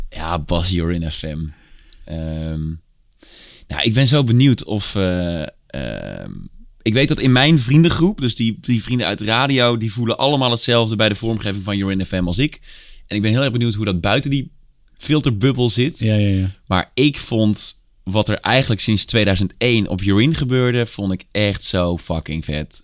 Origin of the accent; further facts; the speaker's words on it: Tilburg, North Brabant, Netherlands; Ik ben opgegroeid in Tilburg